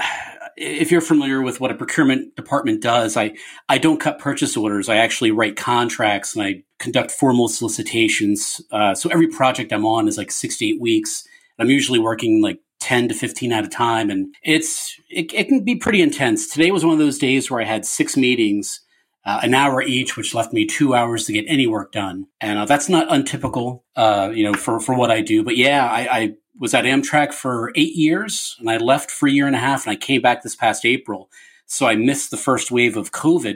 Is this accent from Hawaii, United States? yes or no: no; Levittown, Pennsylvania, United States; I was born in Levittown, and I know you guys are familiar with the area. I went to Bristol Township School District.